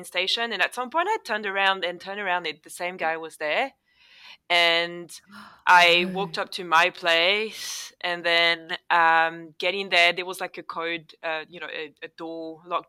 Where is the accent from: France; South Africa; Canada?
France; Paris suburbs, Île-de-France; accent: French; first language French; English is a second language; moved away as an adult; now in Melbourne, Australia; I didn't grow up in Paris itself. I grew up in the suburbs.